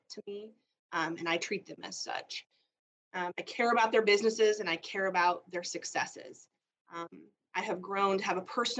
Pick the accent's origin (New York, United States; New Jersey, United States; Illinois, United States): Illinois, United States; moved away as an adult; now in Jefferson City, United States; I moved from Illinois, where I grew up, in 2017 with my family.